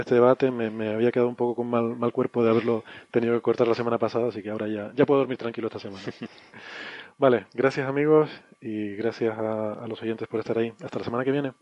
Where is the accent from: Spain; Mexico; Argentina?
Spain; en mi país, en España